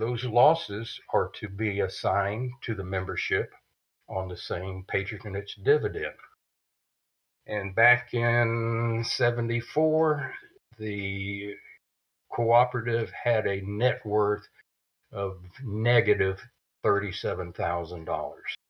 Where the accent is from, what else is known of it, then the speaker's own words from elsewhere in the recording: Winter Haven, Florida, United States; I came back to my hometown, which is Winter Haven, Florida